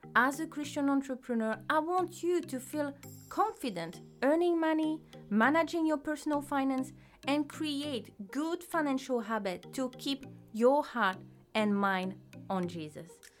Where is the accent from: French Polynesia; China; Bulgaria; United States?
French Polynesia; Teahupo'o; first language French; English is a second language; moved away as an adult; now in New Zealand; I grew up in a small town called Teahupo